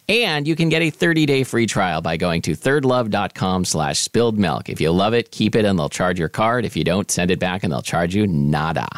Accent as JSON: {"language": "English", "town": "Portland", "region": "Oregon", "country": "United States", "tie": "born or raised there", "said": "There was this place in my neighborhood when I was growing up in Portland, Oregon"}